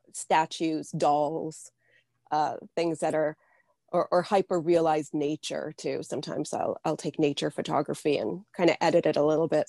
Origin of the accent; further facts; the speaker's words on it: New Hampshire, United States; born there; also born or lived in Midwest; Yeah, I was born in New Hampshire. I spent about 10 or 12 years in the Midwest, and now I'm back in New Hampshire.